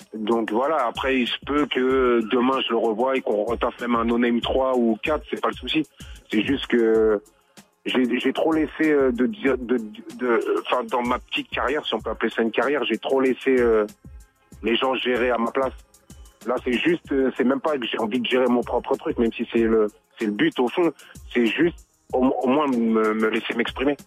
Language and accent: French; Rosny-sous-Bois, Île-de-France, France; C'est les grands du quartier où j'ai grandi donc à Rony-sous-Bois, près de Montreuil.